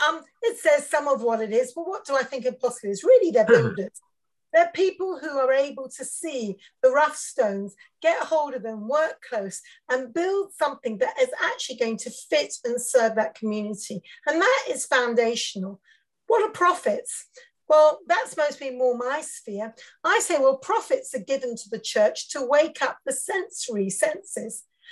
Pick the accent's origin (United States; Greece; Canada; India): India; also born or lived in Africa; now in United Kingdom; I'm a Mish kid, preacher's kid. So I grew up in India, and then I served as a missionary in Africa. And then I came back to Britain when I was 30 years old.